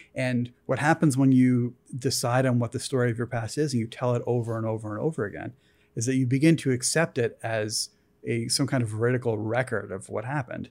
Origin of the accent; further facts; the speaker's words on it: East Coast, United States; moved away; I grew up on the East Coast. I came out here.